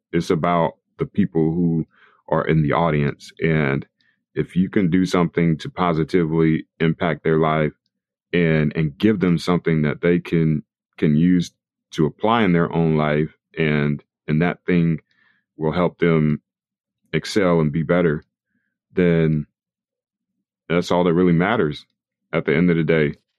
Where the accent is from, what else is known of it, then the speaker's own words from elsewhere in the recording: Raleigh, North Carolina, United States; I grew up in Raleigh, North Carolina